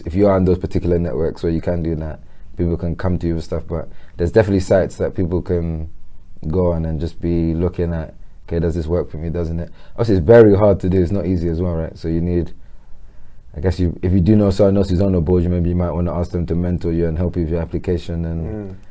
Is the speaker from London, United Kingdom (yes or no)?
yes; London, United Kingdom; I'm born and raised in Peckham